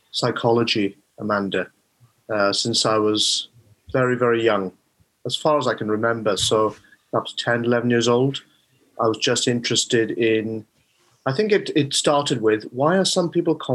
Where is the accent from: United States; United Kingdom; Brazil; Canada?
United Kingdom; Rhondda, Wales; also born or lived in Neath / Swansea; I was born in um, Neath. My parents came over in the 1960s from Bangladesh. So uh, they moved around the UK because my father was a doctor, and then settled. They settled in South Wales, and that's where I was born and uh, brought up in the Rhondda.